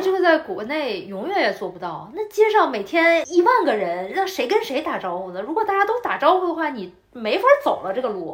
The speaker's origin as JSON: {"language": "Chinese", "region": "Beijing", "country": "China", "tie": "born or raised there", "moved": "yes", "lives_now": "Sydney, Australia", "said": "我是回了我的家乡北京"}